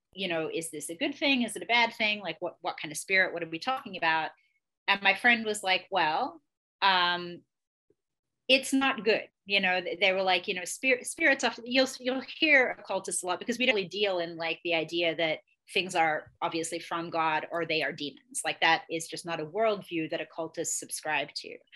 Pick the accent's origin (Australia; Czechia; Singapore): Australia; moved away; also born or lived in England; I grew up in Australia and England. I was born in England. I was there until I was 10, and then I spent the rest of my childhood and young adulthood in Australia.